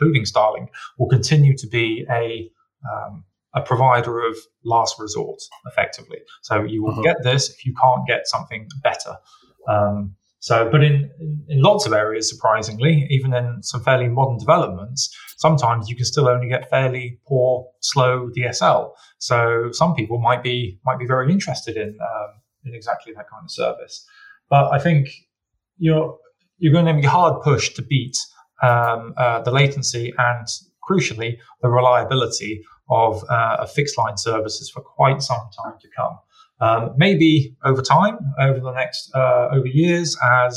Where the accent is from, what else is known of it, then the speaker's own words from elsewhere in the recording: United Kingdom; you and I, as British citizens